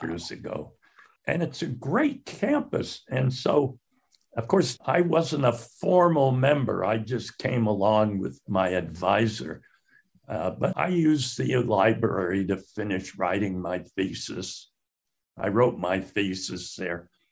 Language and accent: English; Northampton, Massachusetts, United States; also born or lived in Salt Lake City, Utah / Connecticut; as a teenager in high school, I grew up in Northampton, Massachusetts